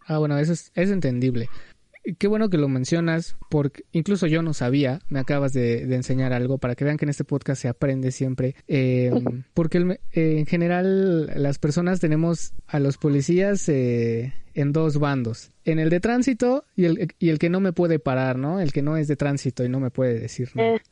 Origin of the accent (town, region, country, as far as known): Mexico